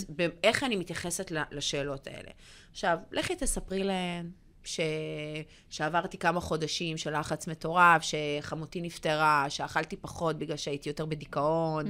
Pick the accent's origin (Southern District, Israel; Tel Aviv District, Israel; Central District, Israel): Tel Aviv District, Israel; Bat Yam; כילדה קטנה, בת שש, גרה בבת ים